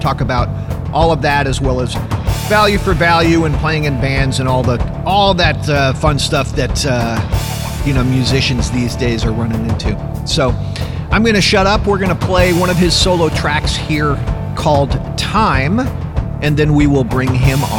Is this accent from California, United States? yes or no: no; Denver, Colorado, United States; moved away; I grew up in Denver.